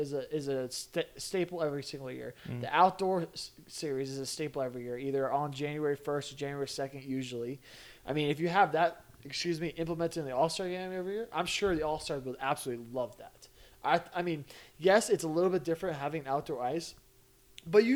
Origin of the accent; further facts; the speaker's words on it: United States; as an American